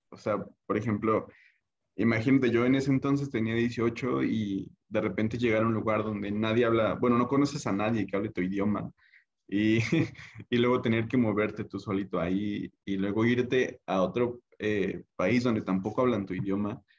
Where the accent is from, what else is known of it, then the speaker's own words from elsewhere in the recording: Puebla, Mexico; creo yo que al menos para yo que soy del estado de Puebla, si quieres que te vaya bien, tienes que estar al menos un tiempo fuera, lejos de tu familia o lejos de tu hogar